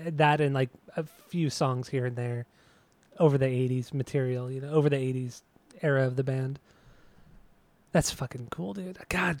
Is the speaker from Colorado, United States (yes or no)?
no; Southern California, United States; we're obviously from Southern California.